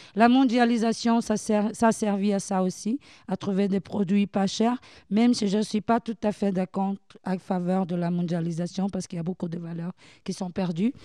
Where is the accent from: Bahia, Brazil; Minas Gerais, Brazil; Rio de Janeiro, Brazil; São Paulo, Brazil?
Bahia, Brazil; French is a second language; now in France; je viens de Bahia